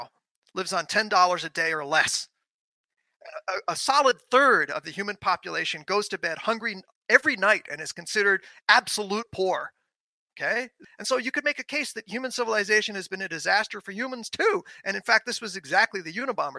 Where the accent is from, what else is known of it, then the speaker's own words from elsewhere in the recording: New York City, New York, United States; I grew up in New York City, where everyone is domesticated